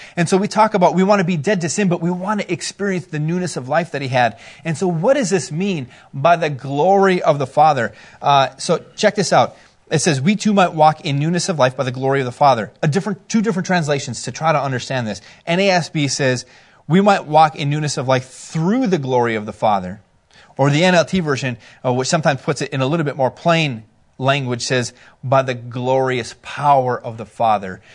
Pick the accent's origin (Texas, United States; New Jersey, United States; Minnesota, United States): Minnesota, United States; we're from Minnesota